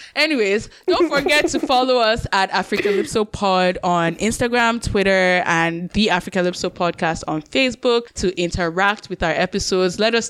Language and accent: English; United Kingdom; I'm British.